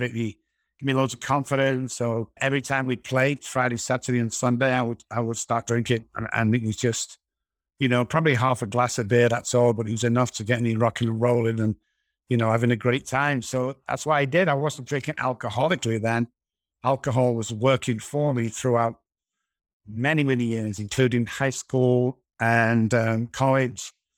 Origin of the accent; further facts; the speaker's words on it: Manchester, North West England, United Kingdom; moved away as an adult; now in San Antonio, United States; I'm originally from Manchester, United Kingdom